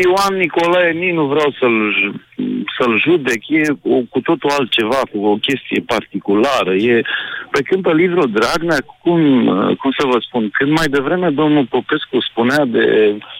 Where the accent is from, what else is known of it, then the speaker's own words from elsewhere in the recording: Teleorman County, Romania; sunt din Telorman